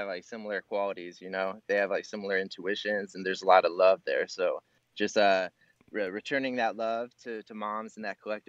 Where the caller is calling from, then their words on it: Illinois, United States; From Illinois, about 2 hours south of Chicago.